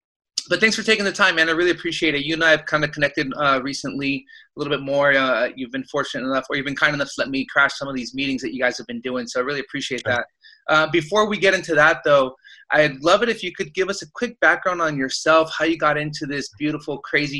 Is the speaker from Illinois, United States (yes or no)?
no; San Francisco, California, United States; I grew up in San Francisco. I grew up in the city.